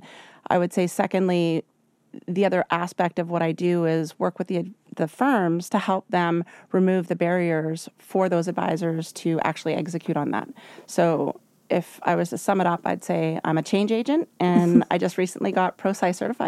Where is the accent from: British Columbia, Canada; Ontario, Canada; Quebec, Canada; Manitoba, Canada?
British Columbia, Canada; Vancouver; I'm from Vancouver.